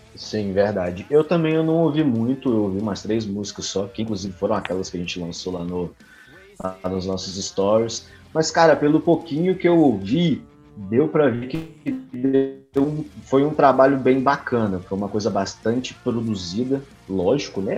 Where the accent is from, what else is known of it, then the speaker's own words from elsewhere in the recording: Minas Gerais, Brazil; eu sou mineiro